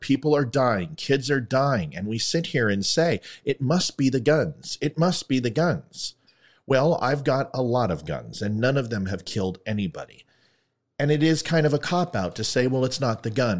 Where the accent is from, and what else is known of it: United States